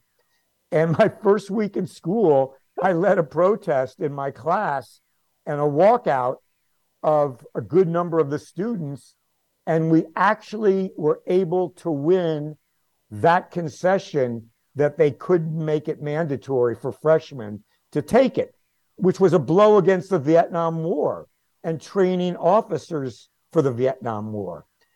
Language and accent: English; Washington, District of Columbia, United States; I grew up in Washington, D.C. in the 1950s.